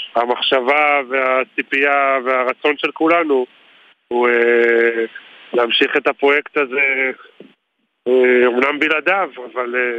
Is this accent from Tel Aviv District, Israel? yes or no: no; Gevim, Southern District, Israel; moved away as an adult; now in Mizra, Israel; אני מקיבוץ גבים, אנחנו מפונים במזרע ליד עפולה